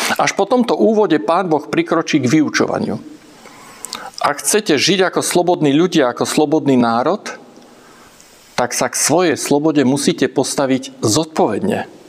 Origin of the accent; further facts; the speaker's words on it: Slovakia; doma v Československu